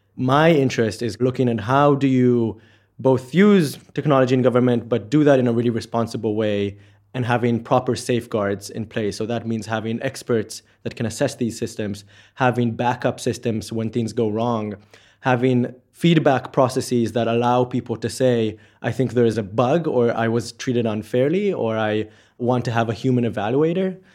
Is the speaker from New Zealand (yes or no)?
no; Israel; moved away as an adult; now in Oxford, United Kingdom; from Israel